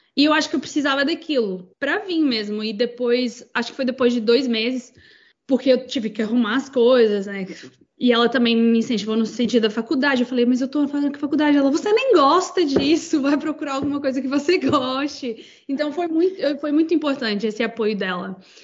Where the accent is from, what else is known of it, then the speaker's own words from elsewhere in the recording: Portugal; also born or lived in Presidente Olegário, Minas Gerais, Brazil / Patos de Minas, Minas Gerais, Brazil / Wales, United Kingdom; now in New Zealand; nós nos mudamos para Portugal e foi onde eu basicamente cresci e fui criada